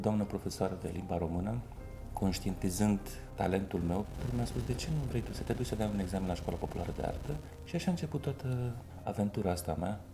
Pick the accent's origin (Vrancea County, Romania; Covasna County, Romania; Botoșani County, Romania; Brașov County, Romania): Botoșani County, Romania; Botoșani; accent: Moldavian; moved away as an adult; now in Bucharest, Romania; dulcele grai moldovenesc, așa, că sunt din Botoșani